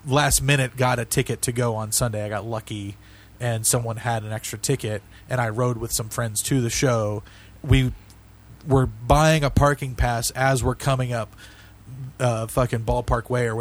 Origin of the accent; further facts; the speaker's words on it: Dallas, Texas, United States; we're from Dallas